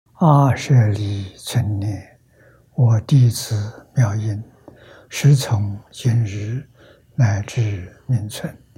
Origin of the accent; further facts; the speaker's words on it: China; 我们中国人讲虚岁